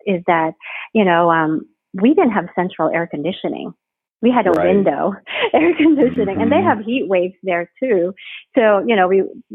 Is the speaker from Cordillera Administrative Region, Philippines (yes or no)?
yes; Baguio, Cordillera Administrative Region, Philippines; moved away as an adult; also born or lived in New York / Rhode Island; now in Houston, United States; my hometown in the Philippines is Baguio City